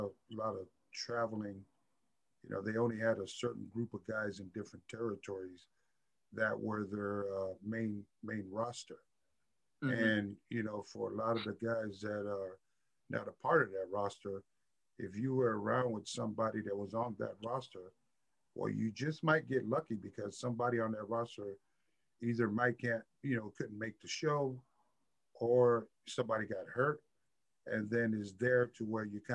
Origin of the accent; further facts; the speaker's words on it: San Francisco, California, United States; Born and raised in San Francisco, California, in the Bay